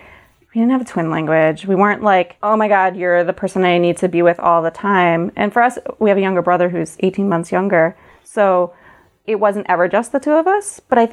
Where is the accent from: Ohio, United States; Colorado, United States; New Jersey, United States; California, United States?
New Jersey, United States; we're both from Jersey.